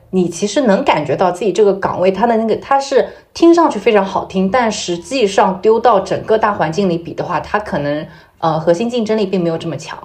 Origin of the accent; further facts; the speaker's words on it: Zhejiang, China; moved away as an adult; also born or lived in Shanghai; 我在工作以前也没有出过浙江